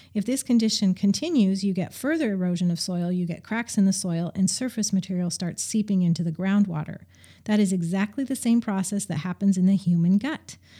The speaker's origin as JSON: {"language": "English", "region": "Montana", "country": "United States", "tie": "born or raised there", "also_born_or_lived": "Salem, Oregon", "moved": "as an adult", "said": "I grew up in Montana for the most part."}